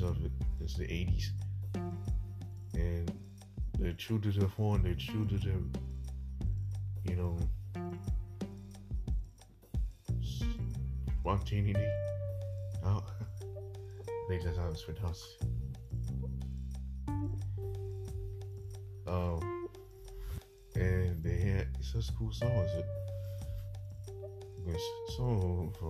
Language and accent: English; South Carolina, United States; my home state of South Carolina